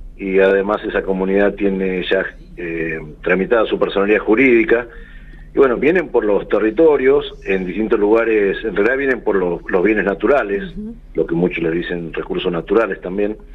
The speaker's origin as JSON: {"language": "Spanish", "region": "Santiago del Estero", "country": "Argentina", "said": "de la comunidad Guayarimas del Consejo de la Nación Tonocoté yutqui en Santiago del Estero"}